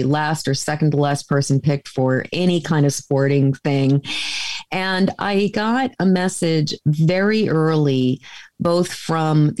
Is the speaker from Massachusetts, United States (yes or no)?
yes; a suburb of Boston, Massachusetts, United States; I grew up in Massachusetts in a lily white suburb of Boston